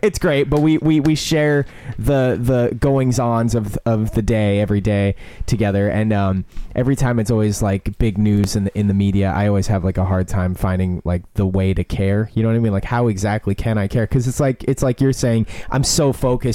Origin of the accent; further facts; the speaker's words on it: United States; it's just an accident of my birth to be American